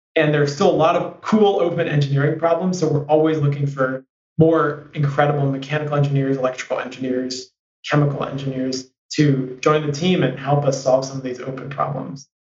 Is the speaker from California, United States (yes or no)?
yes; San Francisco, California, United States; I grew up in San Francisco